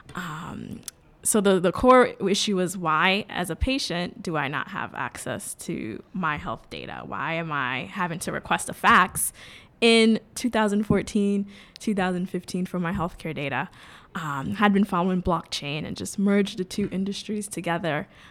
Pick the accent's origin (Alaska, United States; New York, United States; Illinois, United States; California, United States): New York, United States; New York City; also born or lived in Jamaica; So I grew up in New York City. I grew up in the Bronx